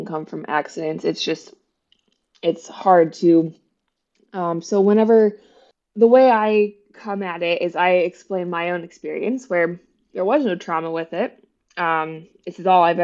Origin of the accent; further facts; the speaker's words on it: West Virginia and then Ohio, Midwest, United States; moved away as an adult; now in Bloomington, United States; I grew up in West Virginia and then Ohio, and it was a small town